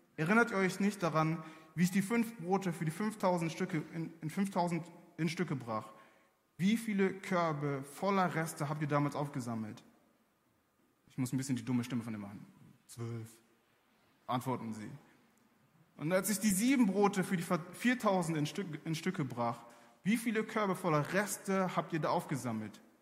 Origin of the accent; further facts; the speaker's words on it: Germany; ich bin in Deutschland aufgewachsen